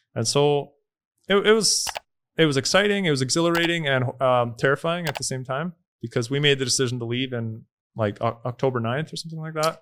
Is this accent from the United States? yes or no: no; Canada; moved away as an adult; now in El Salvador; growing up in Canada